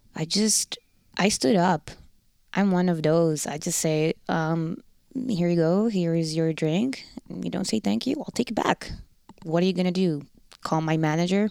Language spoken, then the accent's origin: English; Rotterdam, South Holland, Netherlands; accent: Rotterdam; first language Dutch; English is a second language; moved away as an adult; now in Winnipeg, Canada; The Netherlands, Rotterdam. Born and raised in Rotterdam.